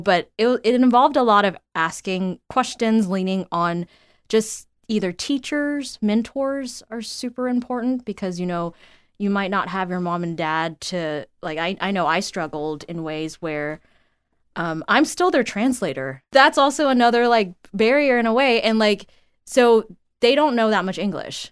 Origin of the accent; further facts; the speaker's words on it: Houston, Texas, United States; moved away as an adult; found my way back to my hometown